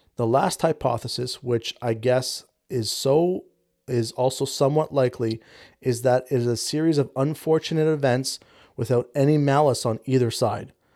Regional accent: Canada; 'cause I'm Canadian

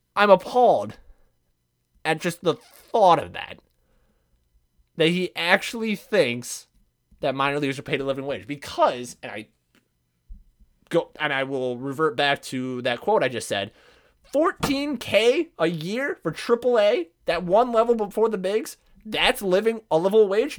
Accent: Midwest, United States; I'm Southern somehow, and I'm from the Midwest

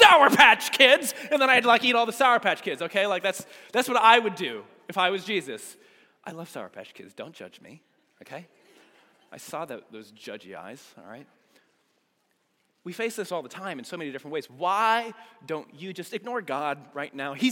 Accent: United States; being an American

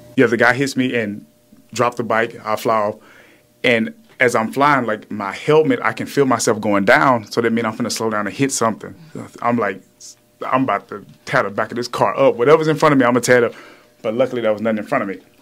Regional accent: the South, United States; now in Houston, United States; I'm from the South

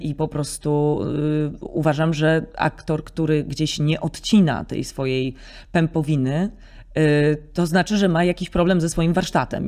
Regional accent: Nidzica, Warmian-Masurian Voivodeship, Poland; moved away; also born or lived in Nowe Miasto Lubawskie; W Niedzicy się wychowałam i do Niedzicy moi rodzice się przeprowadzili, jak miałam zaledwie chyba ze trzy miesiące

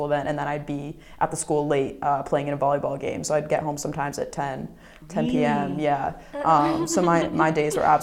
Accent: Boston, Massachusetts, United States; moved away as an adult; now in Edinburgh, United Kingdom; I'm from Boston, Massachusetts, and I study international business and Chinese at the University of Edinburgh

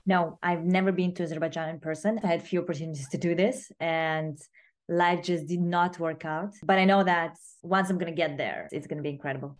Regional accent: Moscow, Russia; I was growing up in Moscow

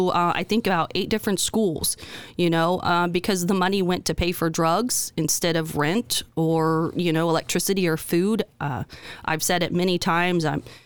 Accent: Indiana, United States; We grew up in Western Jay County, and my mother battled addiction and mental illness.

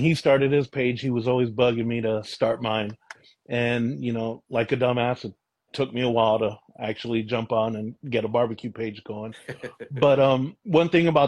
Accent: Vallejo, California, United States; moved away as an adult; now in Contra Costa County, United States; I grew up in Vallejo, and what brought me out this way was my son

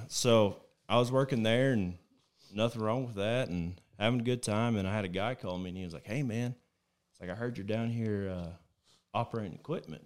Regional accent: Plainview, Texas, United States; moved away as an adult; also born or lived in Weatherford, Texas; now in Dallas-Fort Worth, United States; I lived in Plainview pretty much since sixth grade all the way up until last February, I moved to the D F W area

